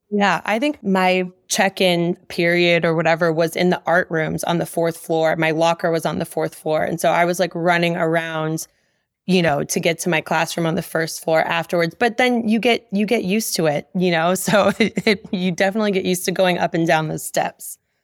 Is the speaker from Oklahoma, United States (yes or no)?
no; Omaha, Nebraska, United States; moved away as an adult; also born or lived in New York; I grew up in West Omaha, and I spent a majority of that time that I lived in Omaha from ages two to eighteen dancing.